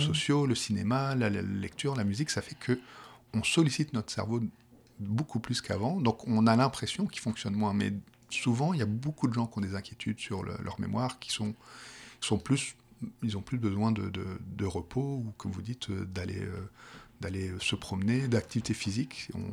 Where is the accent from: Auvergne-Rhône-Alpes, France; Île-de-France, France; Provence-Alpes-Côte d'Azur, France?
Île-de-France, France; Paris; accent: petit accent français de Paris; moved away as an adult; now in Quebec, Canada; j'ai un petit accent français qui, vient de Paris